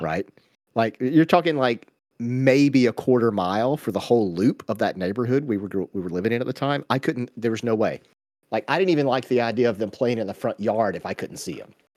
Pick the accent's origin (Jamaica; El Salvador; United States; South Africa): United States; Georgia; we grew up in Georgia in the eighties, so we all had go-karts